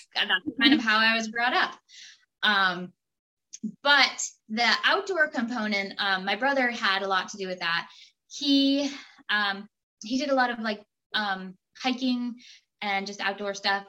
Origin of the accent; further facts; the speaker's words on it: Minot, Maine, United States; also born or lived in Rhode Island / Vermont; I grew up in Minot. Uh, it's also in Maine